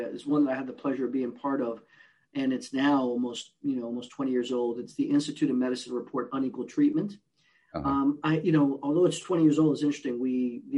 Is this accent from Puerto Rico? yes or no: yes; Puerto Rico; moved away; also born or lived in New York City, United States / Newark, New Jersey, United States; I'm originally from Puerto Rico. I grew up in a bilingual, bicultural home.